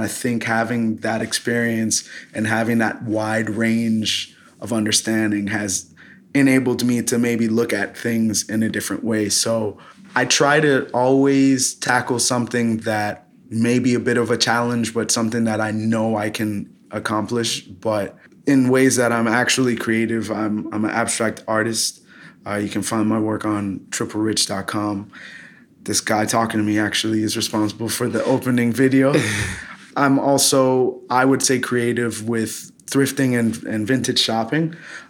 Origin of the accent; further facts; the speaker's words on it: Fort Lauderdale, Florida, United States; also born or lived in New York / Los Angeles / Philadelphia; I was born in New York. I moved to Los Angeles at 3, got hit with a huge earthquake, moved to Fort Lauderdale at 9, did pretty much end of elementary, middle school and high school in Florida, graduated high school in Florida at 18